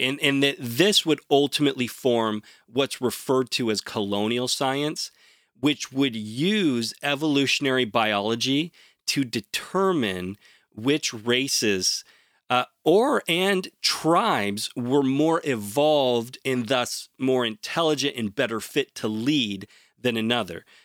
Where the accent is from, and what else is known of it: Portland, Oregon, United States; born or raised there